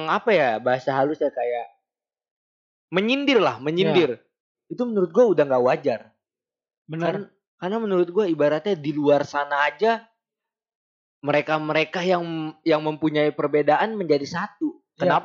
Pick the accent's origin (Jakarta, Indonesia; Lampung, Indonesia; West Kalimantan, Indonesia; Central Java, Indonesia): Jakarta, Indonesia; gue lahir dari kecil ibaratnya gue tinggal di Jakarta tapi gue mempunyai darah darah Batak yang sangat kental karena ibaratnya nyokap bokap gue tuh dua-duanya dari Medan.